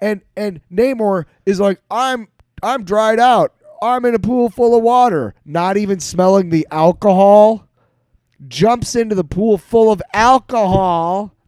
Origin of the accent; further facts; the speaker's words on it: Bismarck, North Dakota, United States; I grew up in North Dakota